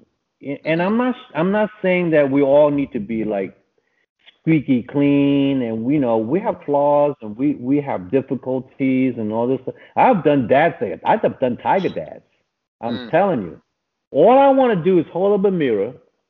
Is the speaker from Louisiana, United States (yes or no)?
no; New York, United States; we're both from New York